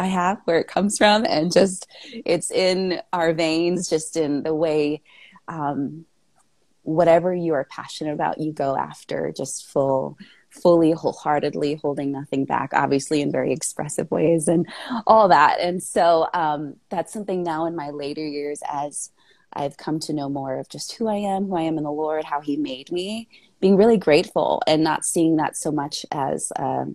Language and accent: English; Minnesota, United States; I was born in the Midwest, good old Midwest, Minnesota